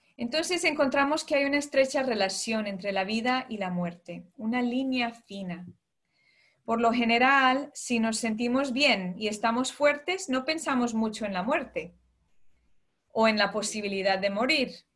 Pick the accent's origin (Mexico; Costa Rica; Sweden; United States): United States; moved away as an adult; now in London, United Kingdom; yo nací, crecí en Estados Unidos, ¿no? de padres colombianos, eh, pero desde hace ya 12 años estoy fuera de, de Estados Unidos